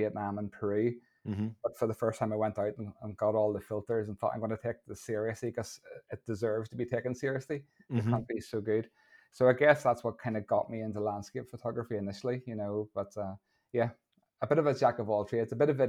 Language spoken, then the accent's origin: English; Lisburn, Northern Ireland, United Kingdom; moved away as an adult; now in Portrush, United Kingdom; I'm originally from Lisburn. I now live in Portrush, up in the north coast.